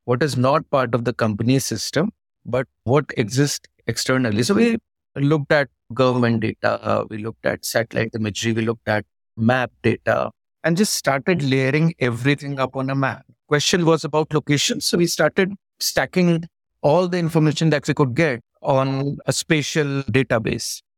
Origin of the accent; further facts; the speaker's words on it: Pauri, Uttarakhand, India; I was born in the mountains. I'm from Uttarakhand. It was a town called Pori Garhwal.